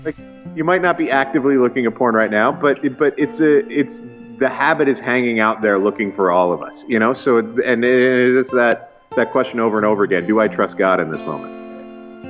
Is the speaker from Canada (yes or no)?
yes; East Coast of Canada, Atlantic Canada, Canada; I grew up in the East Coast